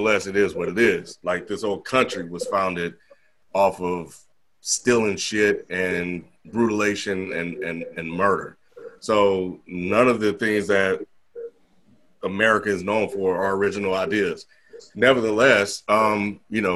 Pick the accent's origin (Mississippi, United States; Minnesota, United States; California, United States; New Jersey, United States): Mississippi, United States; growing up in Mississippi